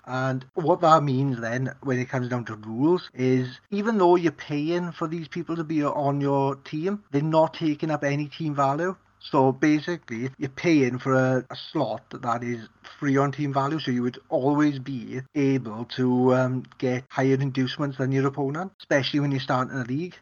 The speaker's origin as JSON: {"language": "English", "region": "Wales", "country": "United Kingdom", "said": "I'm Welsh."}